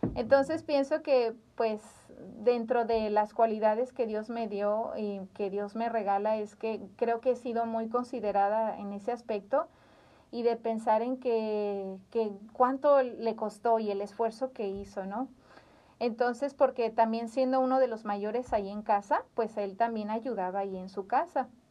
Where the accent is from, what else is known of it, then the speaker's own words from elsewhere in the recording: Zamora, Michoacán, Mexico; en Zamora, Michoacán, somos michoacanos